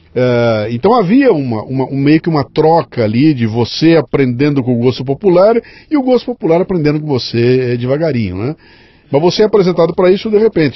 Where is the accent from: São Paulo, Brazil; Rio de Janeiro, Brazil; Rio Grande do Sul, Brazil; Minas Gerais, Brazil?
São Paulo, Brazil; Bauru; eu sou com 62, eu sou de Bauru